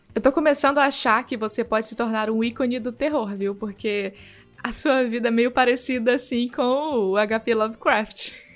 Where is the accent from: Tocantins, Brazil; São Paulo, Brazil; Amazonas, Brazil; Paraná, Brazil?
Tocantins, Brazil; Esperantina; Eu nasci no Tocantins, lá naquela pontinha uh, que chama Bico